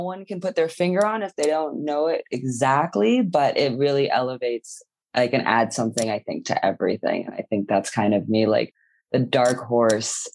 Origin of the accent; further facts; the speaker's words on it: New York City, New York, United States; I grew up in New York City. I was born at the at New York Hospital